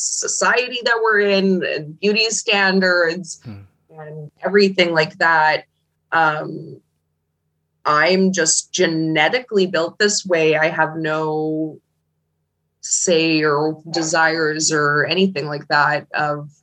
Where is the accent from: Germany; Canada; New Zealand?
Canada; Manitoba; also born or lived in Winnipeg, Canada; I was born in Manitoba